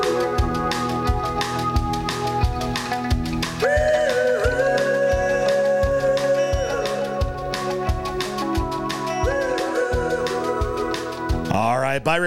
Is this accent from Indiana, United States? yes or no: yes; Northwest Indiana, United States; I was born in Northwest Indiana